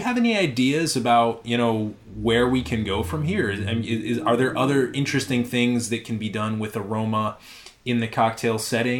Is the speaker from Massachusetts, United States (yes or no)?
yes; Western Massachusetts, United States; I grew up in Western Massachusetts, and that is the home of Yankee Candle.